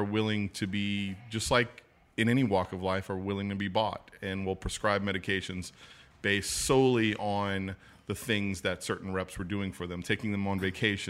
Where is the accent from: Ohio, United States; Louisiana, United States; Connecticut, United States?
Louisiana, United States; Chauvin; Yeah, well, I'm not from New Orleans. I'm from a little small town south of Houma.